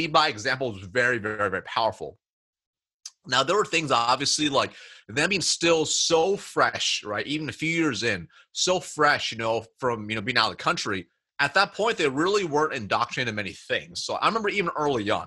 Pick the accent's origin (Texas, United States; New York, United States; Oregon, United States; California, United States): Oregon, United States; Springfield; I was born and raised in Springfield, Oregon, which is just a little town in Oregon